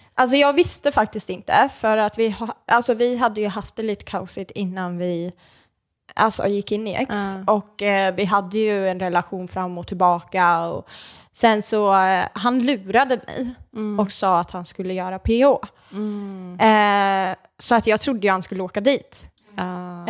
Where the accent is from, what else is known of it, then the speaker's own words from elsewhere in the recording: Norrköping, Östergötland, Sweden; moved away as an adult; also born or lived in Malmö; now in Gothenburg, Sweden; Åker hem till Norrköping